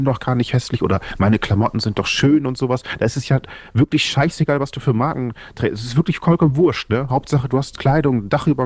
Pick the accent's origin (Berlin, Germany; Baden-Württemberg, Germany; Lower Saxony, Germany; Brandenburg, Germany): Lower Saxony, Germany; Oldenburg; ich komme aus Oldenburg, Niedersachsen, ich bin zarte 31